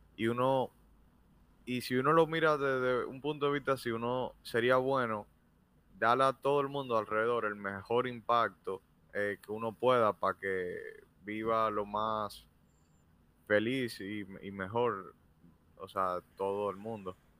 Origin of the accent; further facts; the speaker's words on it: Dominican Republic; en nuestro país